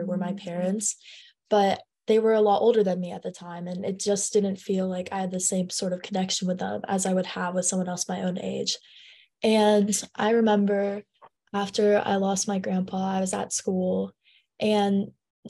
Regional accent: San Francisco, California, United States; I am in 10th grade and I'm from San Francisco, California.

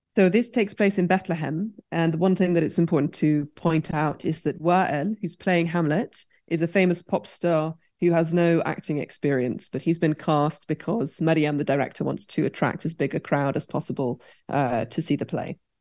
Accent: United Kingdom; growing up in Britain

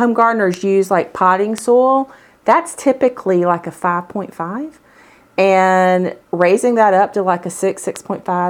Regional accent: the South, United States; I'm from the South

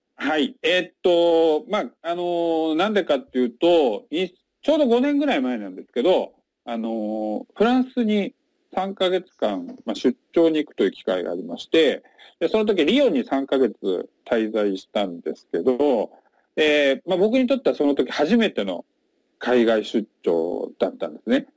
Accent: Chiba, Japan; moved away as an adult; also born or lived in Kyushu / Tokyo / Nara; now in Kusatsu, Japan; 出身は千葉県でして

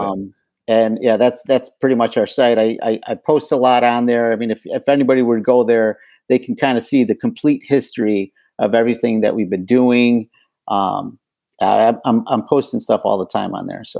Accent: Chicago, Illinois, United States; now in Detroit, United States; I'm originally from Chicago

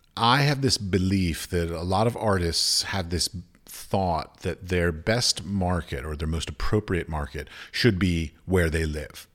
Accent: United States; moved away as an adult; I come from America

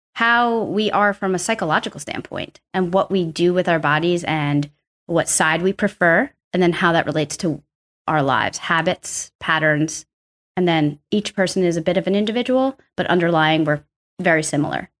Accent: New York City, New York, United States; also born or lived in Arkansas; I'm from New York, pretty much born and raised here

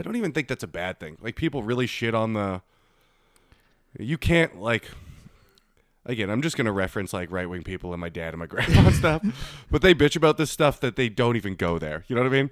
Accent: Winnipeg, Manitoba, Canada; I'm from Winnipeg

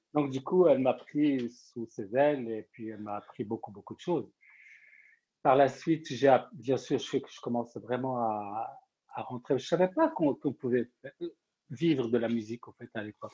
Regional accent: Morocco; also born or lived in Rennes, France; now in France; je suis marocain

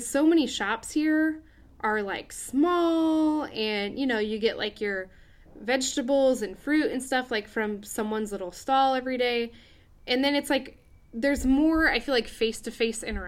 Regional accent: United States; moved away; my home country of the USA

